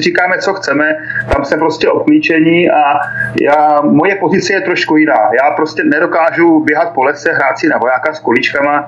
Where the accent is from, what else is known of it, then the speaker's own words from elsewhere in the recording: Czechia; moved away as an adult; now in Donetsk, Ukraine; já jsem vyrostl v Československu, přísahal jsem Československu